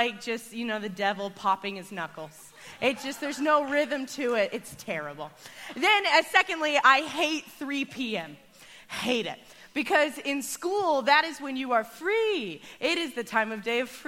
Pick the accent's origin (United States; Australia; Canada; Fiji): United States; Arkansas; I grew up in Arkansas.